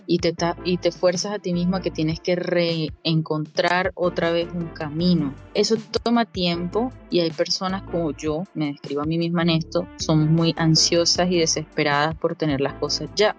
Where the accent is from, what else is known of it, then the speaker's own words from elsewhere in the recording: Caribbean coast of Colombia, Colombia; moved away as an adult; now in Melbourne, Australia; yo vengo de Colombia, naturalmente, vengo de la costa caribe, y emigré hace algún tiempo a Australia. Eh, estoy viviendo en Melbourne